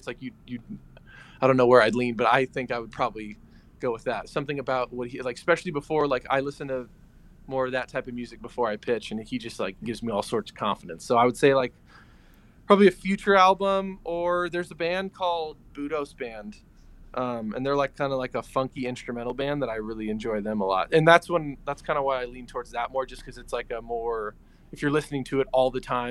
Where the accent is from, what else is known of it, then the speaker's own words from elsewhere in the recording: California, United States; I'm from California